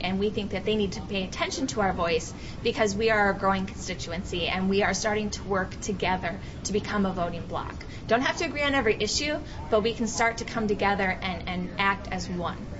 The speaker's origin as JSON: {"language": "English", "region": "Iowa", "country": "United States", "tie": "born or raised there", "said": "growing up in Iowa"}